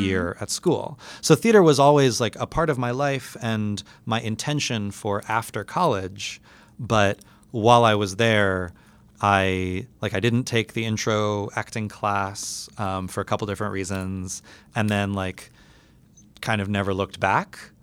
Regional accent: New York City, New York, United States; growing up in New York City as a very, very academically minded and academically high performing student

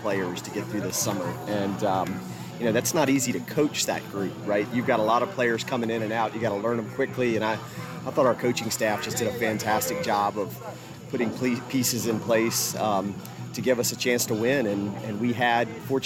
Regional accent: Richmond, Virginia, United States; moved away; I grew up in Richmond, Virginia, the early years of my life.

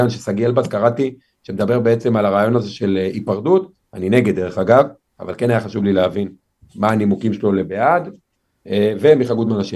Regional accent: Lod, Central District, Israel; אבל גדלתי בשכונה שנגיד בהערכה גסה, 90 פלוס אחוז ממנה מולד עדות המזרח, שכונה קשת יום. איפה? משפחה קשת יום. בלוד.

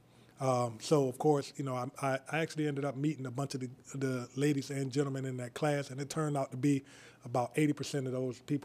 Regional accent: Savannah, Georgia, United States; now in Liberty County, United States; I'm actually from Savannah, Georgia. However, I attended here. Believe it or not, I went to Lewis Fraser and Bradwell, my 9th grade year, Bradwell

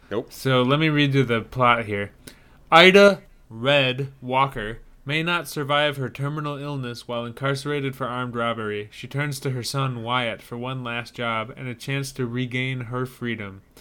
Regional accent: Ireland; I'm Irish. I'm I'm. It's baked into me to hate them.

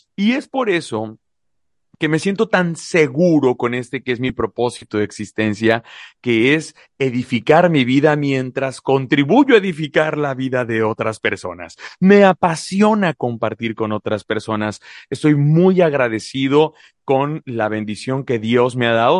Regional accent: Mexico; also born or lived in La Paz, Baja California Sur; Soy mexicano, soy mexicano orgullosamente

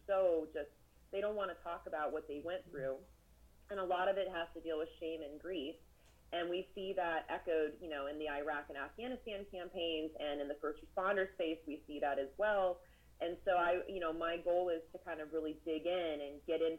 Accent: San Diego, California, United States; now in Alabama, United States; I'm actually from San Diego

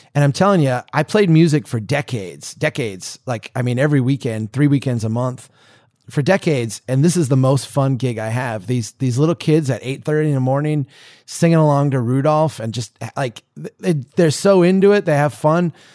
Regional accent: United States; As an American

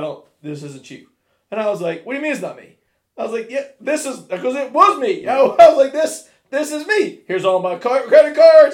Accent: Oak Hill, West Virginia, United States; I'm 22 years old. He's like, you're from West Virginia? And I said, yeah. He said, you're from Oak Hill? I said, yeah.

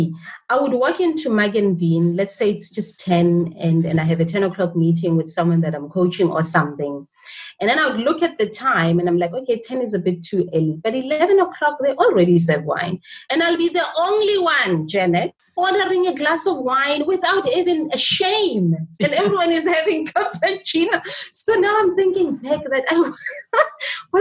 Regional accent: Johannesburg, Gauteng, South Africa; I was born and bred in a township called Alexandra in Johannesburg

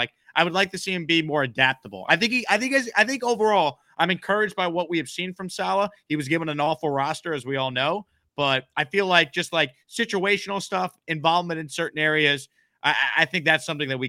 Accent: Long Island, New York, United States; I'm from Long Island.

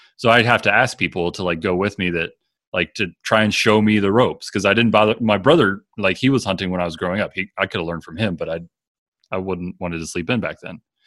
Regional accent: Maryland, United States; moved away as an adult; now in Wyoming, United States; where I grew up in Maryland

